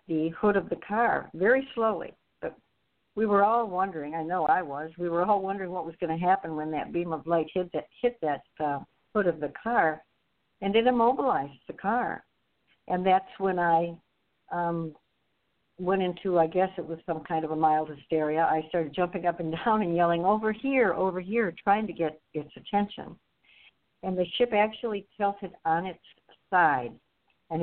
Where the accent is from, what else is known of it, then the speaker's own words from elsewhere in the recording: Novi, Michigan, United States; we grew up in Novi, which was just country.